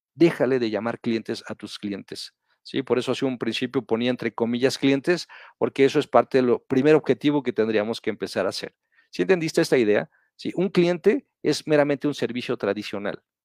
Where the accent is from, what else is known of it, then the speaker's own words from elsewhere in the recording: Mexico; nosotros como mexicanos